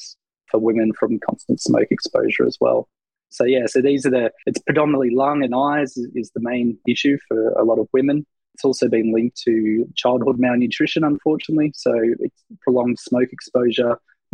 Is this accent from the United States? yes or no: no; Australia; I'm an Australian